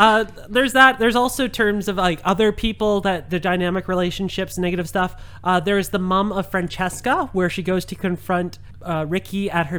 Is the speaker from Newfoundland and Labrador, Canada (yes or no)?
no; Langley, British Columbia, Canada; growing up in Langley